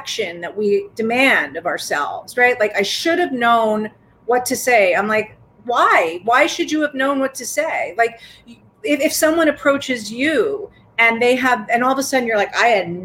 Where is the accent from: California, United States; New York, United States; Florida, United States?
New York, United States; I'm a New Yorker